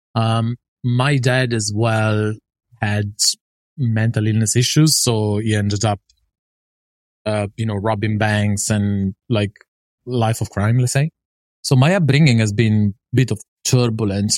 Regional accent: northern Italy, Italy; moved away; I was raised in Italy

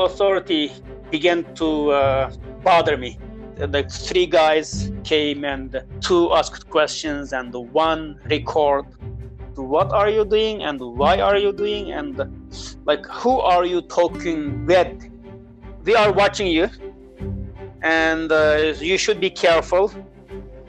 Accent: Uyghur region, Xinjiang, China; moved away; move back to my hometown, Uyghur region

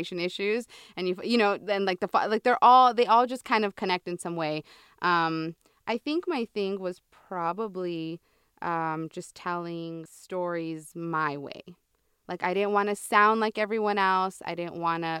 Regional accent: San Diego, California, United States; I'm from San Diego, town. So I'm a border girl.

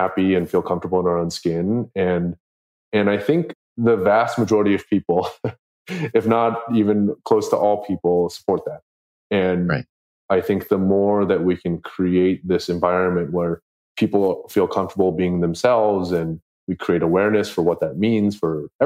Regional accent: United States; I grew up here in America

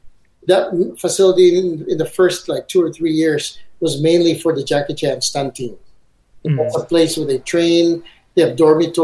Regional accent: Beijing, China; We're from Beijing, and that's like going on this interstate

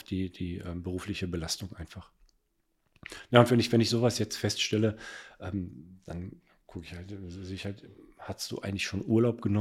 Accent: Cologne, North Rhine-Westphalia, Germany; Zu dem Zeitpunkt war ich in Frankfurt damals und wollte aber irgendwann mal nach Köln zurück. Ich bin Kölner äh, durch und durch und ähm, habe die Wohnung in Köln gekauft

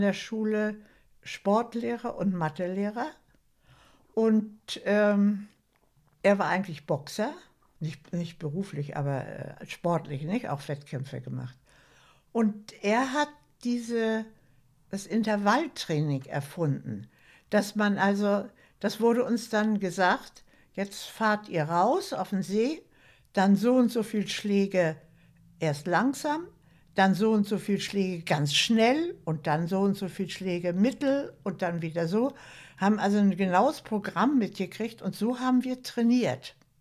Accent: Schleswig-Holstein, Germany; Ich wohne jetzt in Schleswig-Holstein. Meine längste Zeit meines Lebens, also bin ich Schleswig-Holsteinerin.

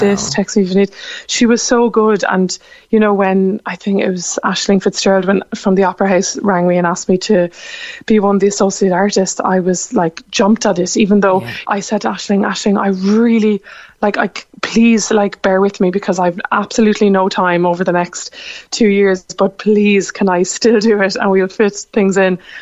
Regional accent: Cork, Munster, Ireland; moved away; my hometown

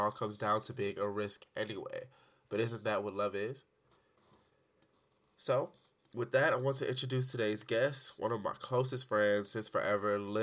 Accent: Detroit, Michigan, United States; now in Arizona, United States; I'm an artist from Detroit

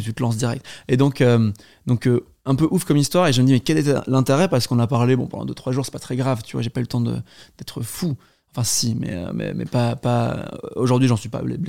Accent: Brussels, Brussels-Capital Region, Belgium; je suis belge, euh, je suis né à Bruxelles

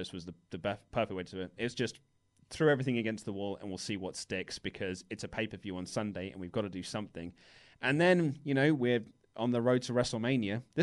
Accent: United Kingdom; We're humble British men

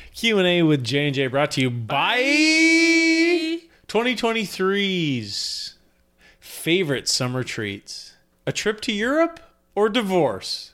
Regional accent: Canada; as a Canadian

